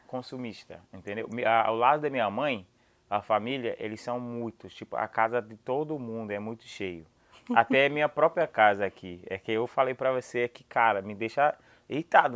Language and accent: Portuguese; United States; Portuguese is a second language; eu sou americano